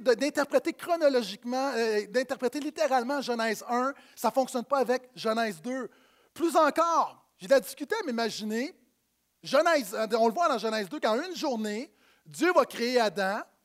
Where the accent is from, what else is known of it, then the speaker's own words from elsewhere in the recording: Quebec, Canada; je viens d'ici, euh, mais mes ancêtres viennent de France.